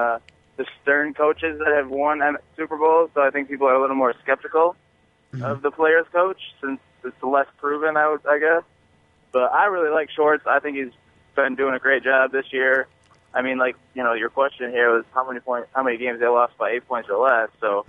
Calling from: Lansing, Michigan, United States; calling from Lansing.

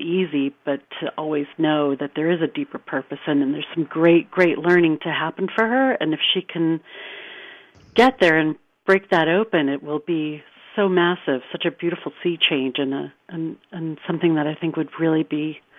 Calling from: California, United States; I'm calling from Northern California.

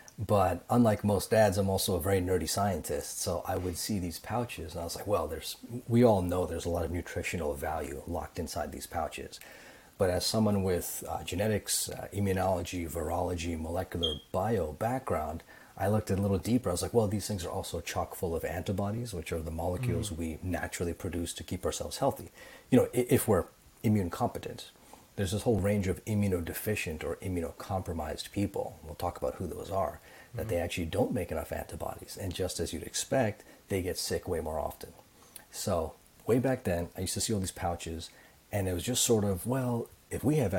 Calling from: Toronto, Ontario, Canada; Also in Toronto.

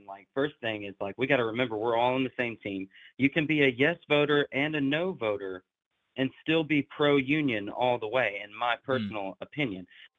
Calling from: Jackson, Tennessee, United States; the Teamster teacher from TikTok, and I am from Jackson, Tennessee. It's just West Tennessee.

